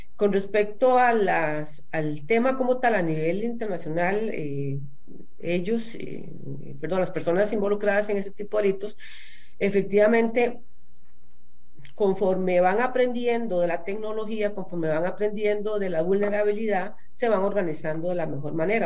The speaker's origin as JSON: {"language": "Spanish", "country": "Costa Rica"}